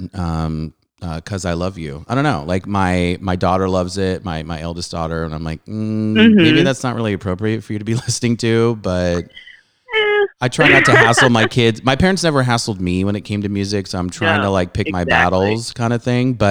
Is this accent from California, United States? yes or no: yes; Southern California, United States; also born or lived in Montreal, Canada; I'm from Southern California, but originally I was born in Canada. I was born in Montreal and I did go back for junior high.